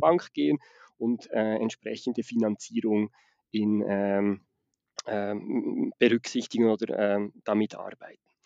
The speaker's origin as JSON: {"language": "German", "country": "Switzerland", "accent": "Swiss Standard German", "said": "Ich komme aus der Schweiz. Das ist also nicht der Dialekt, sondern das ist das, was wir unter Hochdeutsch verstehen, was ich da spreche."}